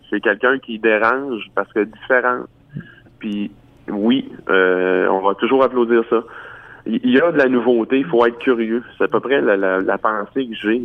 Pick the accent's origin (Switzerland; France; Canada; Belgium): Canada; Cacouna, Quebec; je viens du bas du fleuve. Moi, je viens de Kakuna, un petit village vraiment euh, irréductible près mm. de Rivière-du-Loup.